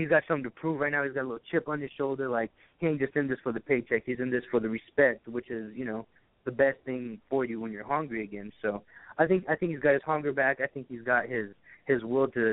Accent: Arizona, United States; I'm from Arizona

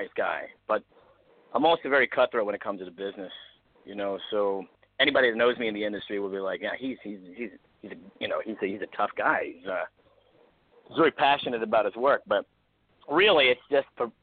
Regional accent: East Coast, United States; now in Los Angeles, United States; I'm from the East Coast

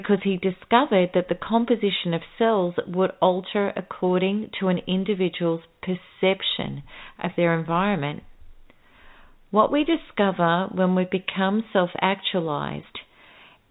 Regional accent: Melbourne, Victoria, Australia; my hometown, Melbourne

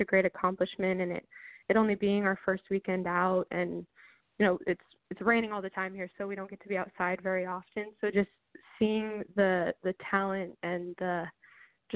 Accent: Tacoma, Washington, United States; I'm from Tacoma, pretty close to Lacey, and I knew I wanted to stay close to home

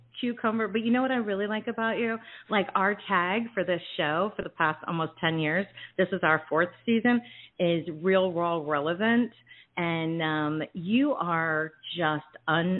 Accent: Hamilton Township, New Jersey, United States; I was born in Jersey as well. I grew up in like Hamilton Township, Mercer County

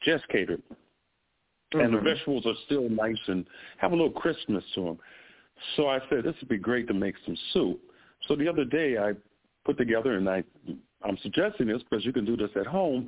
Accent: Chicago, Illinois, United States; moved away; I'm from Chicago

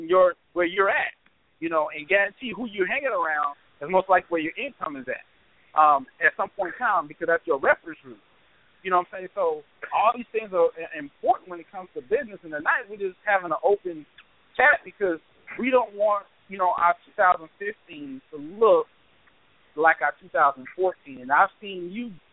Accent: Charleston, United States; when I was growing up in Charleston

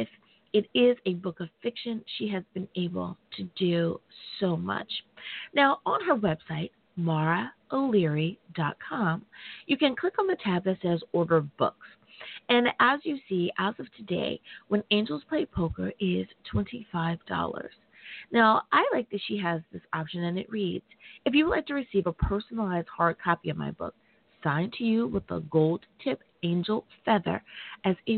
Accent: United States; my home country. Woo! Thank you, United States of America

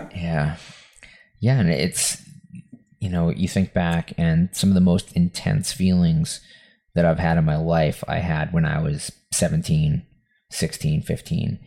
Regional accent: Lynn, Massachusetts, United States; this house that we that I grew up in in West on Western Ave in Lynn, Mass

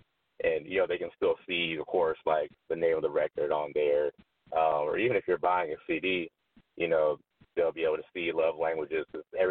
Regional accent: Columbia, South Carolina, United States; now in Atlanta, United States; I'm from Columbia

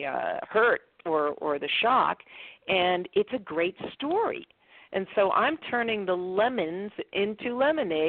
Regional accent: Boston, Massachusetts, United States; I'm from Boston

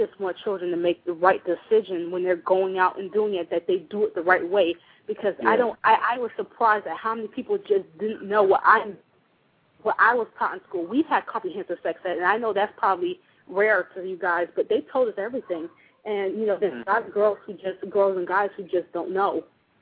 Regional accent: United States; now in Florida, United States; As an American

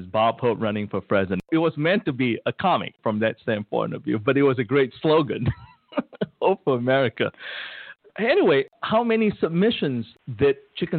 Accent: Malaysia; moved away as an adult; now in United States; when I was growing up in Malaysia

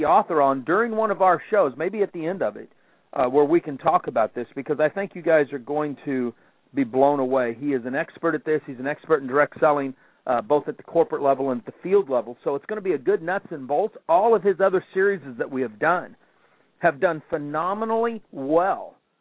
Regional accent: Kansas City, Missouri, United States; I grew up in Kansas City

